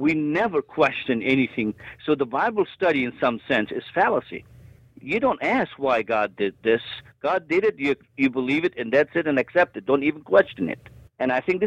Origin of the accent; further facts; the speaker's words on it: Egypt; moved away; I'm the son of Egypt